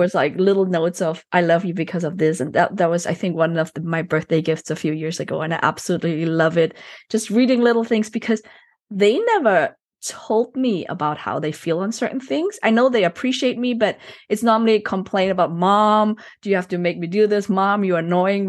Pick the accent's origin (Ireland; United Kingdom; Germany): Germany; I was born and raised into a Chinese family, but I was actually, I grew up in Germany